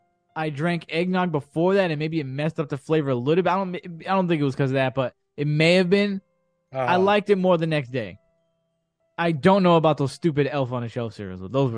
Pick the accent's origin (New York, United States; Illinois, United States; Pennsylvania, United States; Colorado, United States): New York, United States; New York City; I'm from the Bronx. I'm not from Saratoga.